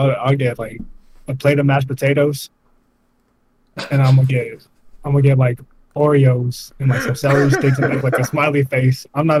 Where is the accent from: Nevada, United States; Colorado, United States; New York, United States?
Nevada, United States; Las Vegas; I grew up in Vegas.